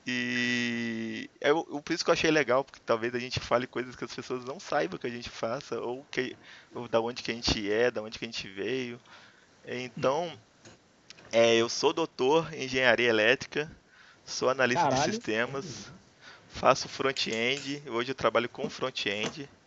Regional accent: Varginha, Minas Gerais, Brazil; also born or lived in Brasília; now in Juiz de Fora, Brazil; Eu sou aqui de Juiz de Fora. Eu não nasci aqui, eu sou de Varginha.

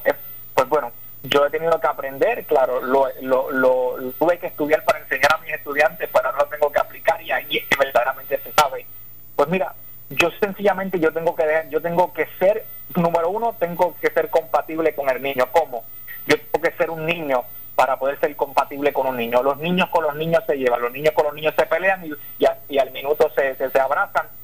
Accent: southwest Puerto Rico, Puerto Rico; soy del solidario del suroeste

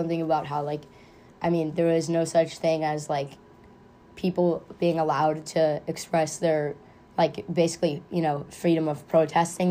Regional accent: Oakland, California, United States; I'm from Oakland

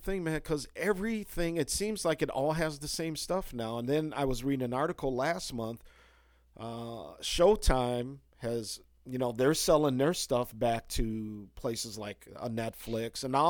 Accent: Chicago, Illinois, United States; I'm from Hardos. Chicago originally, so, you know, I'll sit around and watch a few innings of a Cubs game or something like that.

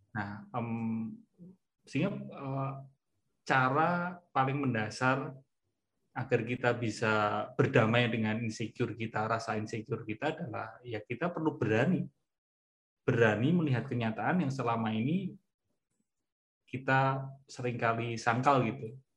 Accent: Java, Indonesia; accent: medok (Javanese)

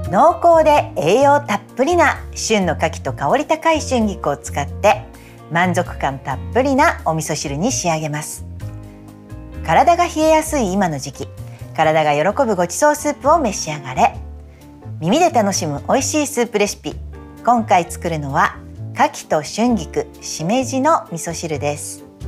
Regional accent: Kanto, Japan; 私は関東出身

